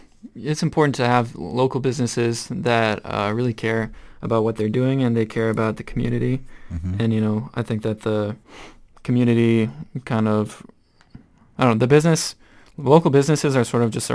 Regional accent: Rochester, United States; I'm from Rochester.

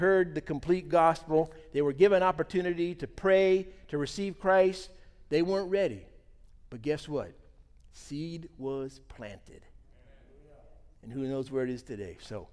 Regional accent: United States; We're from America. I'm a pastor there

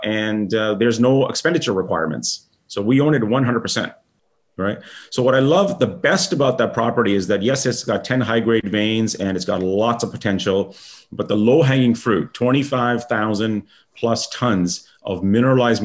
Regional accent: India; I'm Indian

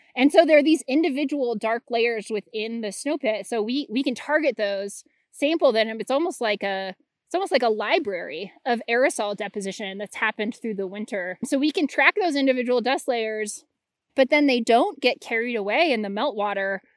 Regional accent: Anchorage, Alaska, United States; I grew up in Anchorage, Alaska

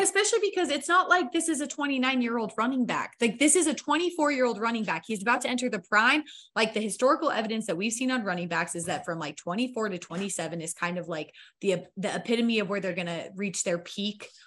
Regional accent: Idaho, United States; I grew up in Idaho on a farm.

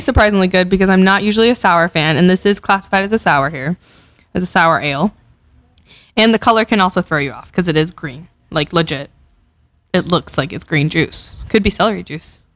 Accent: Miami, Florida, United States; from Miami, Florida. It's my hometown. It's where you know Carlos and I grew up.

